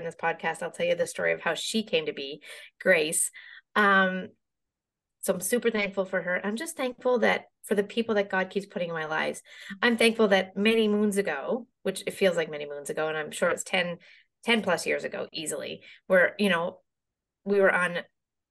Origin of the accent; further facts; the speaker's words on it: Glace Bay, Nova Scotia, Canada; I grew up there on the East Coast of Canada, loved it.